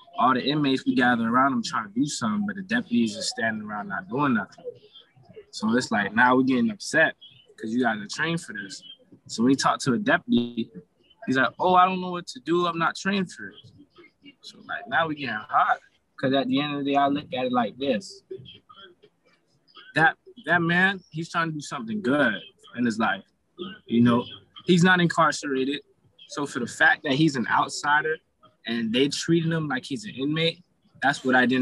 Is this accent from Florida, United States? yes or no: yes; Broward County, Florida, United States; now in Tallahassee, United States; I'm from Broward County.